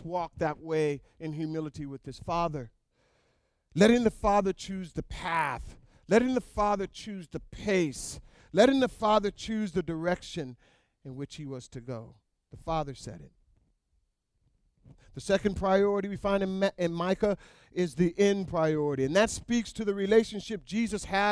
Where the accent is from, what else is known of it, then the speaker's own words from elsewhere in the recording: North Pole, Alaska, United States; moved away; I was raised in North Pole, Alaska